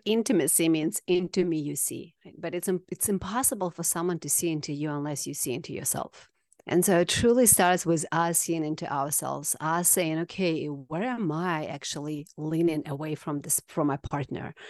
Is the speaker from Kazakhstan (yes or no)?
yes; Kazakhstan; moved away; From Kazakhstan originally.